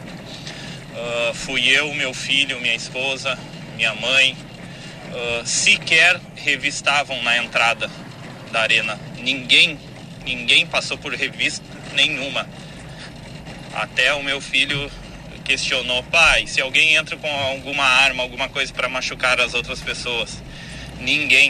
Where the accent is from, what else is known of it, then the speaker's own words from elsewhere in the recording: Santa Maria, Rio Grande do Sul, Brazil; sou de Santa Maria